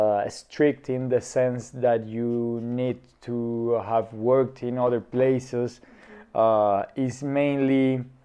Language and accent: English; Popayán, Cauca, Colombia; moved away as an adult; also born or lived in Cali, Colombia / Bogotá, Colombia; now in Budapest, Hungary; I was born in Cali, the southern part of the country, and raised in a small town nearby, Popayán. I lived in those two cities my whole youth